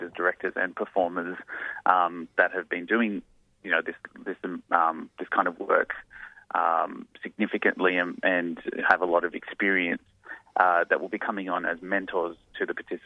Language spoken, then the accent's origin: English; Blacktown, New South Wales, Australia; being raised out in Blacktown in Western Sydney